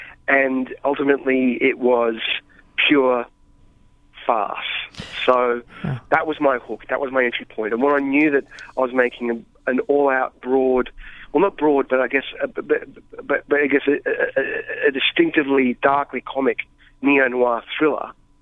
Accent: Australia; as an Australian filmmaker

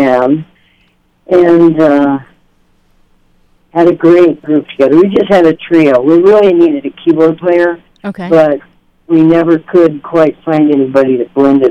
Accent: Chelan, Washington, United States; also born or lived in Seattle, Washington; now in Olympia, United States; my hometown of Chelan, Washington.

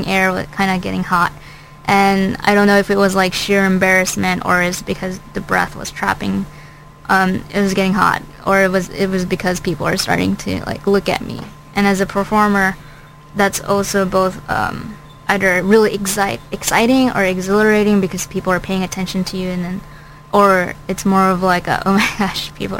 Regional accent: Philippines; now in United States; I'm not from America

